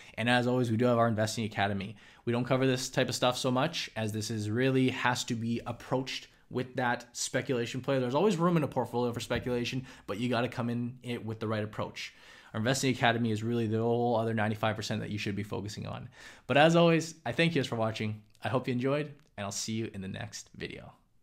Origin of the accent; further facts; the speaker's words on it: Vancouver, British Columbia, Canada; my hometown here in Vancouver